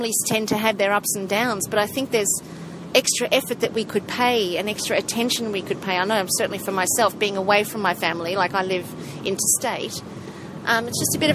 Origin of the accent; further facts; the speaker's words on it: South Africa; I come from South Africa